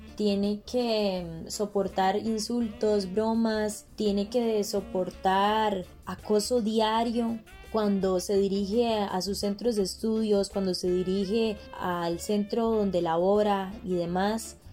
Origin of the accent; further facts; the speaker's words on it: Liberia, Guanacaste, Costa Rica; soy de Liberia, Guanacaste